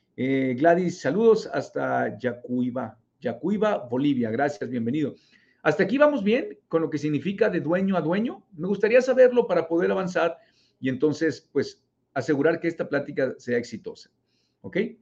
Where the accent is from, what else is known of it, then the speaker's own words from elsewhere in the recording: Mexico; also born or lived in Monterrey, Nuevo León; Yo vivo en México, yo soy mexicano, vivo en Monterrey, Nuevo León